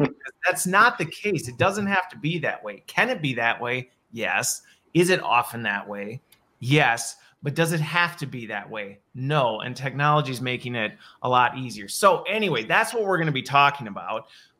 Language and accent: English; Midwest, United States; also born or lived in Colorado; I grew up in the Midwest.